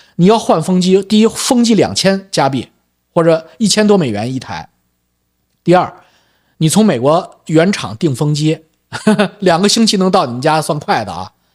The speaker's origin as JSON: {"language": "Chinese", "country": "China", "also_born_or_lived": "Beijing", "accent": "Chinese accent (in English)", "moved": "as an adult", "lives_now": "Vancouver, Canada", "said": "我是有中国口音"}